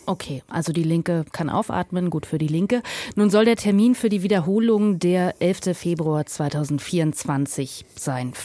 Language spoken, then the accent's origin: German; Berlin, Germany; über Berlin, über meine Heimatstadt